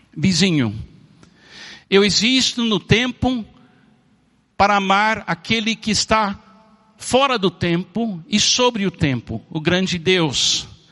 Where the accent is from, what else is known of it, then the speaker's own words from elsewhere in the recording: Miami, Florida, United States; Eu nasci em Miami, nos Estados Unidos